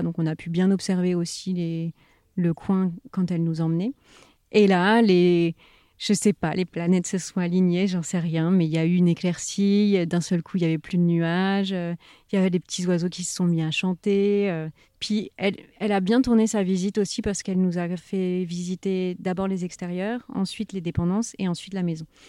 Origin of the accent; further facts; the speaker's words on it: Paris region, Val d'Europe, near Marne-la-Vallée, Île-de-France, France; moved away as an adult; now in Touraine, France; j'ai grandi en région parisienne avec mes parents et mon frère, du côté de Val d'Europe, en fait, vers Marne-la-Vallée